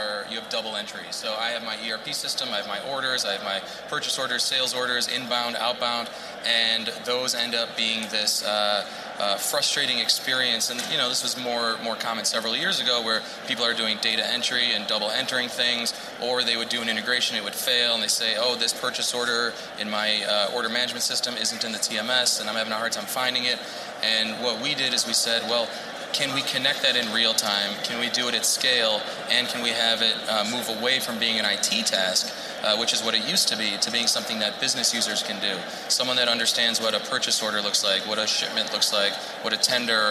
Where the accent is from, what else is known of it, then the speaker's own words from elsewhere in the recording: Chicago, Illinois, United States; This is my hometown, born and raised